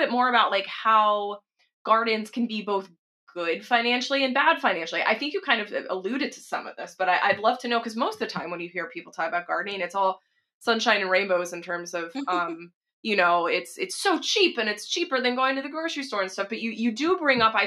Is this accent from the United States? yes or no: yes; Texas, United States; now in Seattle, United States; I'm from Texas originally